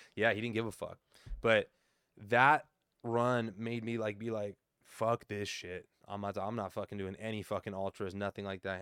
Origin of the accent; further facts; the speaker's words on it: Southern California, United States; I'm still from SoCal